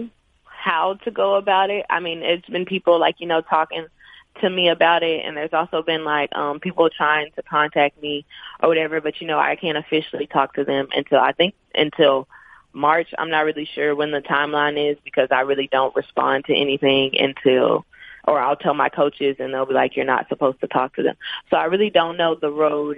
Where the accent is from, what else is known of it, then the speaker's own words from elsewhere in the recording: Arkansas, United States; moved away as an adult; I'm from Arkansas. I live 3 hours away from home.